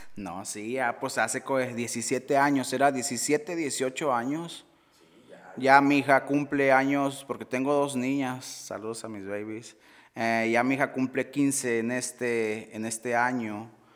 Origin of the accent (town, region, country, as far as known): Sabinas, Coahuila, Mexico